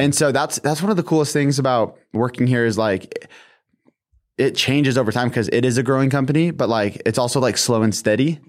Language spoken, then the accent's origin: English; Washington, United States; I'm from Washington State